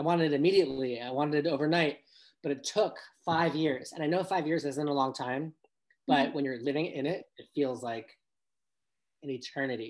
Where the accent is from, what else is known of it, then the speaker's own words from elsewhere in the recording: Los Angeles, California, United States; also born or lived in New York City; I was raised in Encino in the Valley, which yes, it's in Los Angeles, but it's still kind of the suburbs